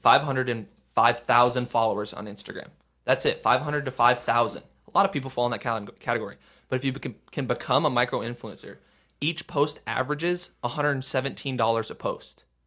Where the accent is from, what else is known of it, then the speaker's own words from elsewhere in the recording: Midwest, United States; we're from the Midwest